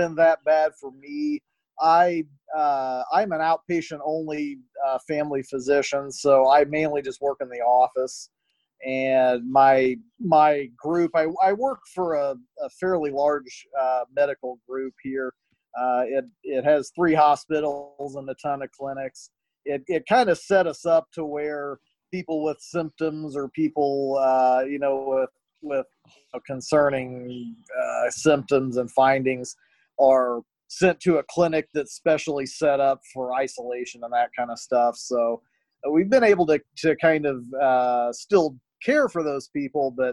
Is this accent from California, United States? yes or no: no; Murphysboro, Illinois, United States; also born or lived in St. Louis; The Big Muddy River goes through my hometown of Murfreesboro, Illinois